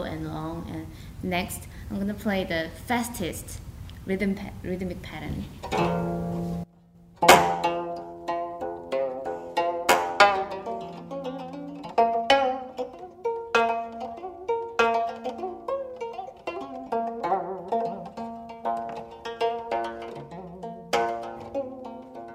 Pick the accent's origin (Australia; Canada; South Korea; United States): South Korea; I'm from South Korea